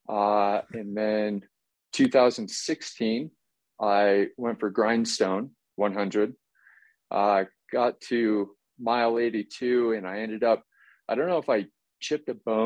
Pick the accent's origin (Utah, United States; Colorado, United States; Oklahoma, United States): Colorado, United States; Nucla; growing up in Nucla, super small town, farming community